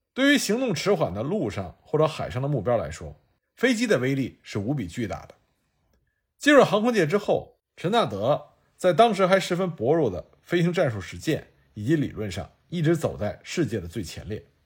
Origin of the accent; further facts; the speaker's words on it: China; 作为中国人